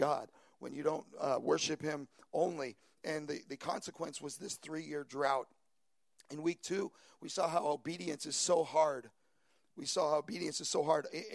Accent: New York, United States; moved away as an adult; also born or lived in Long Island; now in San Francisco Bay Area, United States; I'm originally from New York, and for the last 15 years, Long Island has been home for us

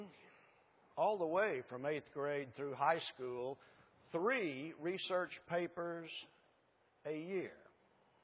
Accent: Allen, Texas, United States; that interesting little town up there that I claim is my hometown

